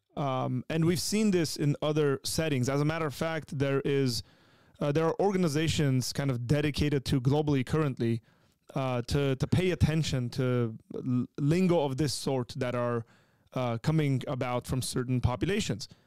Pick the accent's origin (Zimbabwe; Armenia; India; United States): Armenia; moved away; born and raised in Armenia